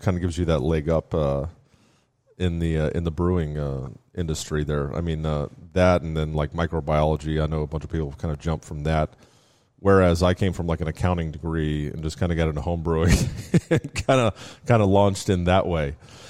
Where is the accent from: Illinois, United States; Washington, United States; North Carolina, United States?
Washington, United States; also born or lived in Miami, United States; Yeah, so I grew up in the Pacific Northwest. My old man still lives out there.